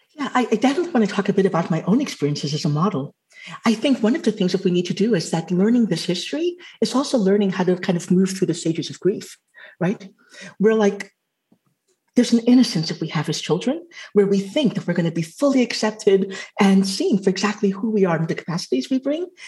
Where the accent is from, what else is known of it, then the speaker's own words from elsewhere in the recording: Trinidad & Tobago; I'm Afro Caribbean. And so I can hook onto the fact that I'm Trinidadian